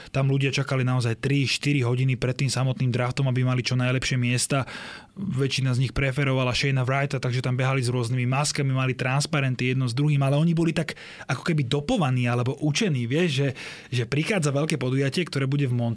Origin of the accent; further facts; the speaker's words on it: Slovakia; že odkiaľ ste, že zo Slovenska